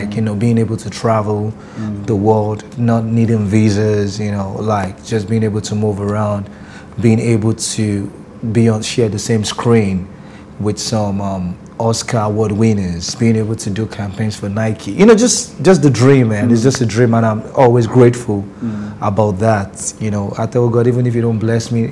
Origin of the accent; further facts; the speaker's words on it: Lagos, Nigeria; moved away as an adult; also born or lived in Rivers State; now in New York, United States; I'm from Yaba, I'm a Yaba boy.